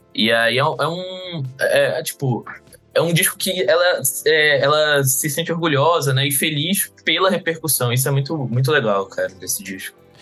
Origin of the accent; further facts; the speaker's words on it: Recife, Pernambuco, Brazil; eu sou de, de Pernambuco, de Recife